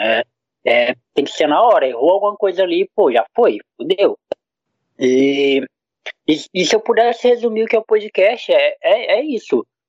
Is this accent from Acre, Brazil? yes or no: yes; Acre, Brazil; eu sou do Acre